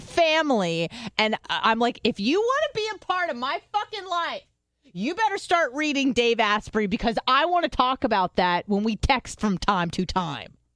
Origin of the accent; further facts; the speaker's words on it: California, United States; also born or lived in Israel; now in Florida, United States; I'm from California